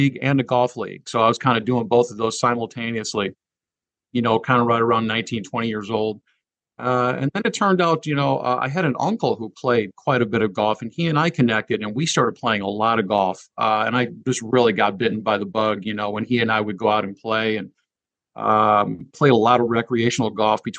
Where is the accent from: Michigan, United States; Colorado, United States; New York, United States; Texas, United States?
Michigan, United States; Marcellus; grew up in Southwest Michigan in a small village town called Marcellus, which is a little bit southwest of Kalamazoo, Michigan